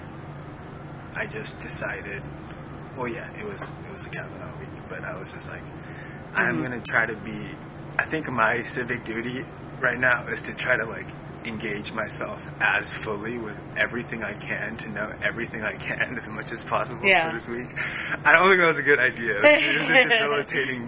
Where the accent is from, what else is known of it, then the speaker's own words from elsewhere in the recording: Tokyo, Japan; I'm half Japanese, and I was born in Tokyo